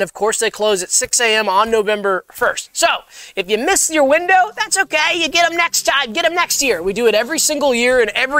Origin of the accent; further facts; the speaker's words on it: Savannah, Georgia, United States; I'm from Savannah, Georgia.